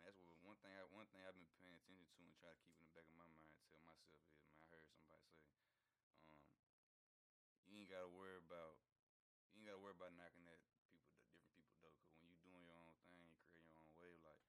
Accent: Nashville, Tennessee, United States; I'm from Nashville

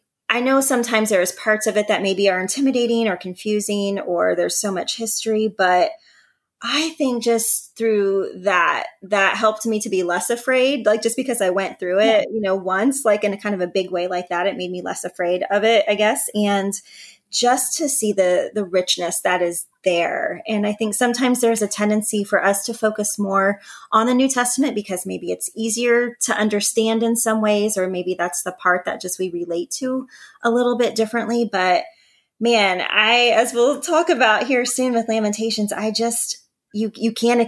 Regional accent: Northwest Ohio, United States; I also live in Ohio, but in the Northwest part

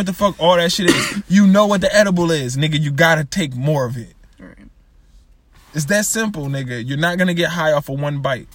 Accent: Springfield, United States; We're from Springfield

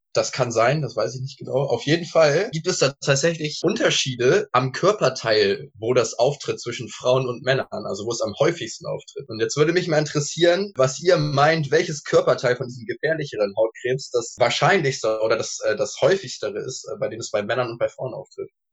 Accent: Northern Germany, Germany; als äh, Norddeutscher

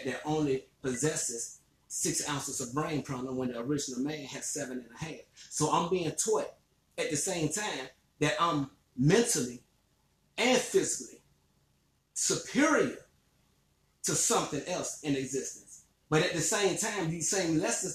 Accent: Emporia, Virginia, United States; now in Richmond, United States; I was born and raised in Emporia, Virginia

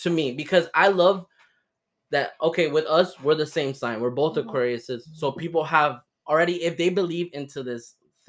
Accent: Miami, Florida, United States; I was born here in Miami.

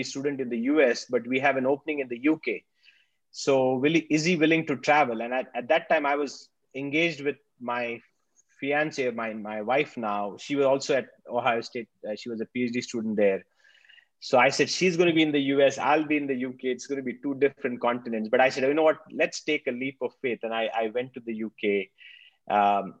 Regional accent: Nashik, Maharashtra, India; moved away as an adult; now in Australia; I'm a pharmacist by training from India. I grew up in Nasik

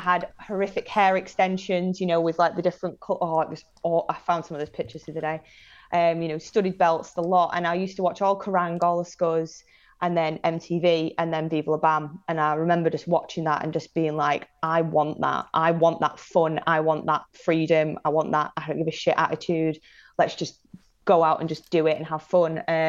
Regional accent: Manchester, North West England, United Kingdom; also born or lived in Salford / Blackpool; Yeah, so I'm originally from Manchester for 10 years of my life, and then moved to North Shore, Blackpool, when I was a kid, to a hotel

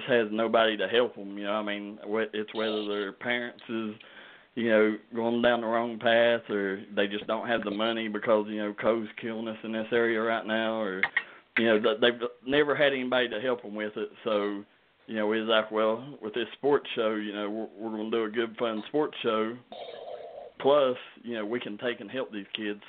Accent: Kentucky, United States; like we do here in Kentucky

